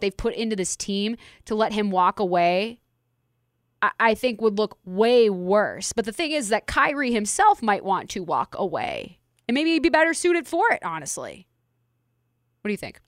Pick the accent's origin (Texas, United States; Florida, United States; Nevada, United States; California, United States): Nevada, United States; Las Vegas; we're Las Vegans